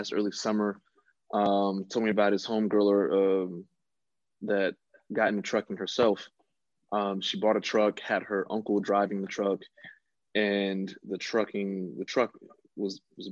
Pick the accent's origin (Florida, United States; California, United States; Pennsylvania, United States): Florida, United States; West Palm Beach; moved away; back in my hometown, West Palm Beach, Florida